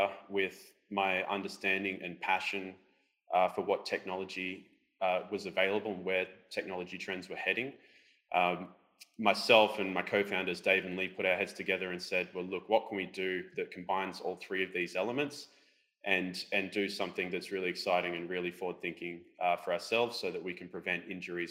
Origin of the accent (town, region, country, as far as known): Australia